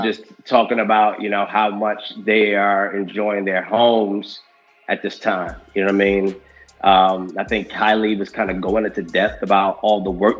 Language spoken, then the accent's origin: English; Philadelphia, Pennsylvania, United States; moved away as an adult; now in South Carolina, United States; I grew up in Philly